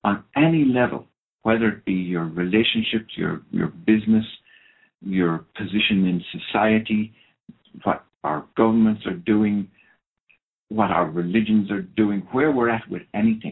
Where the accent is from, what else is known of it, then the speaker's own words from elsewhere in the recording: Ireland; first language Irish; English is a second language; I come from Ireland where drink really is a historical kind of an approach to life.